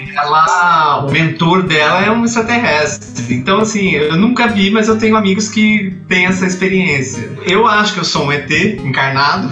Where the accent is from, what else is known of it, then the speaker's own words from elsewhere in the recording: Itajubá, Minas Gerais, Brazil; moved away; also born or lived in São Paulo; tive um programa de rádio na rádio lá da minha terra, Itajubá